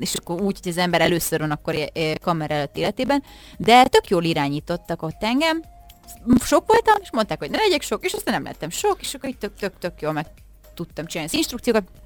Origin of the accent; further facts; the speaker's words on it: Miskolc, Borsod-Abaúj-Zemplén, Hungary; Miskolcon, ahol fölnőttem